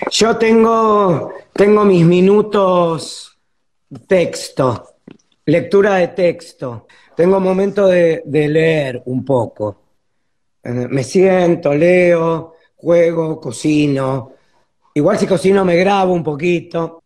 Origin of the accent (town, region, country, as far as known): Buenos Aires, Argentina